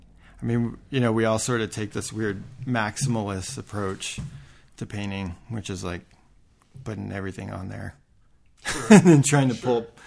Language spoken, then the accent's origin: English; Atlanta, Georgia, United States; moved away; also born or lived in Colorado Springs; I was born in Atlanta